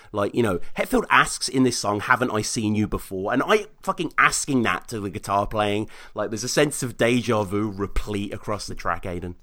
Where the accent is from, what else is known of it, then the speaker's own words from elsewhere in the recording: Birmingham, West Midlands, United Kingdom; my hometown of Birmingham